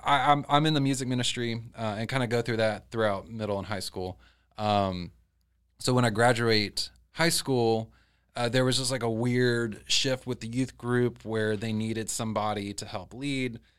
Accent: Leesburg, Florida, United States; also born or lived in Orlando, Florida; raised in Leesburg.

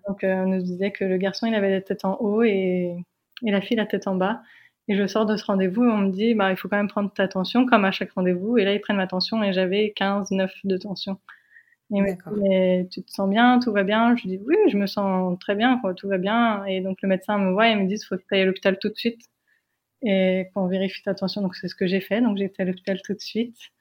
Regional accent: France; moved away as an adult; now in United States; nous, on est française

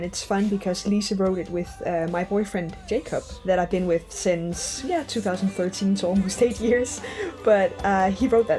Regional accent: Stockholm, Stockholm County, Sweden; So I grew up in Maya but also in Stockholm, and I had my older siblings there, a brother and 2 sisters in Stockholm.

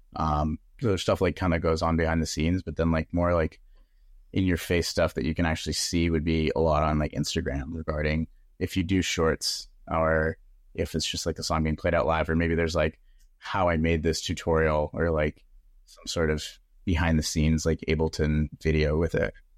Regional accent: San Diego, California, United States; I was living at home 'cause I'm from San Diego

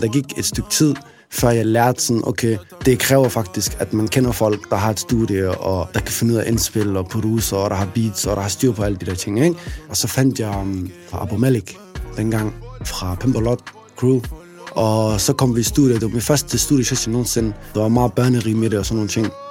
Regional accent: Aarhus, Central Denmark Region, Denmark; Jeg er en rapper fra Aarhus

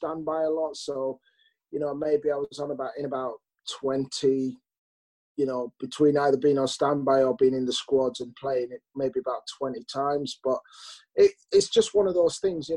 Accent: Leeds, Yorkshire and the Humber, United Kingdom; Leeds, look, it's my hometown

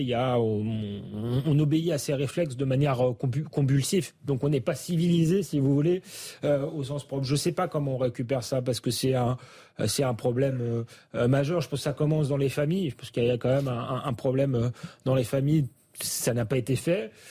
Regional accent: Épinay-sur-Seine, Île-de-France, France; j'ai grandi aussi à Épinay

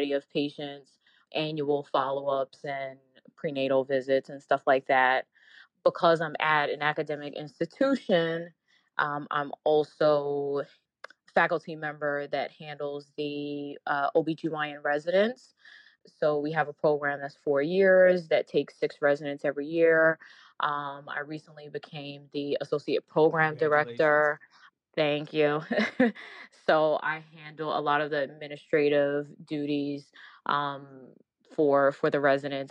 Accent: New York City, New York, United States; also born or lived in Washington, D.C.; I'm originally from New York

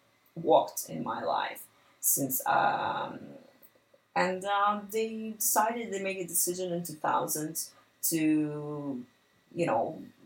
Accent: Dnipro, Dnipropetrovsk Oblast, Ukraine; moved away as an adult; I'm originally from Ukraine, a city named Dnipro. I was born there and raised there and basically lived my whole life there until the last year.

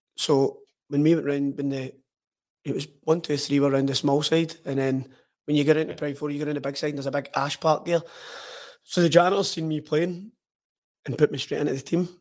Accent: Hamilton, Scotland, United Kingdom; I grew up in Woodhead, a place in Hamilton called Woodhead

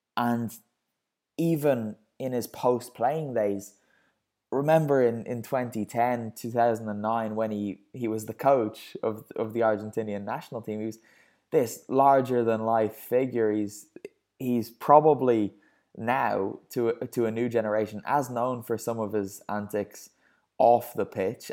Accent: Ireland; me being Irish

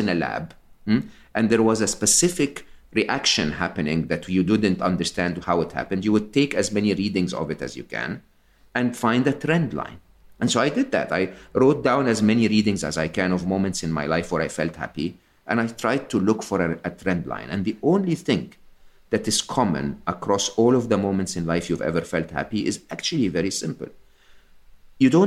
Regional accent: Egypt; I'm Egyptian. I was born and raised in Egypt

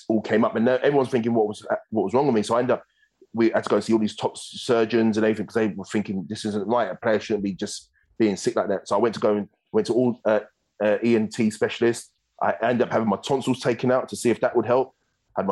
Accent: London, United Kingdom; moved away as an adult; now in Australia; I'm from London

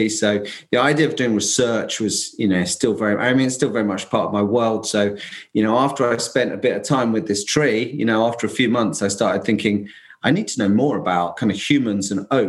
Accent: London, United Kingdom; moved away as an adult; now in Essex, United Kingdom; I'm actually in that little old island, England, about an hour northeast of London, where I come from. But I've kind of now kind of camped out in a field for the last 20 odd years.

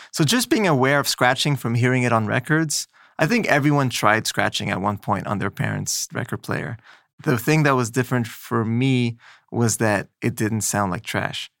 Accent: Montreal, Quebec, Canada; moved away as an adult; also born or lived in Los Angeles; now in New York, United States; I grew up in Montreal

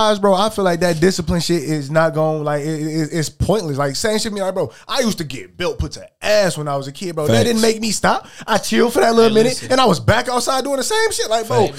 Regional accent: Detroit, Michigan, United States; I'm from Schoolcraft.

